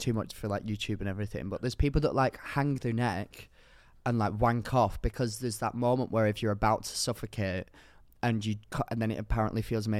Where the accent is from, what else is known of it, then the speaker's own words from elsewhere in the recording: the north of England, United Kingdom; accent: Northern; I don't like how you tried to do my accent then and it was actually very offensive. Didn't enjoy that. Northern community, I think cancelled.